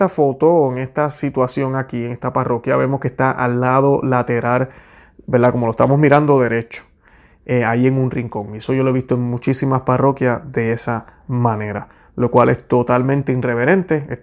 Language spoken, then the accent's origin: Spanish; Puerto Rico; now in United States; Luego que me mudé de Puerto Rico para acá, para los Estados Unidos, y no estoy diciendo que esto no está pasando en Puerto Rico, sé que está pasando, pero yo lo vine a ver por primera vez acá.